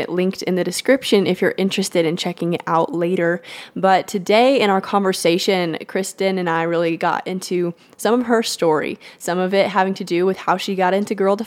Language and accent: English; Texas, United States; I'm also born and raised in Texas